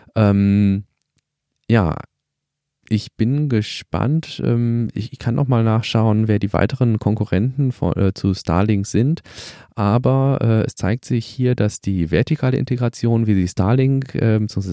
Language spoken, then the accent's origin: German; Germany; bei uns in Deutschland